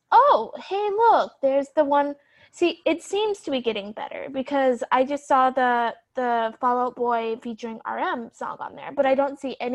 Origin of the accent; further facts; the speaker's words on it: United States; me being American